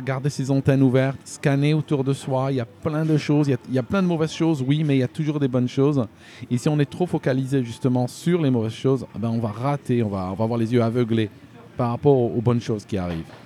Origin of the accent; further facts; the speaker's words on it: Algeria; moved away as an adult; also born or lived in Switzerland; now in United Kingdom; je suis né, euh, je suis né en Algérie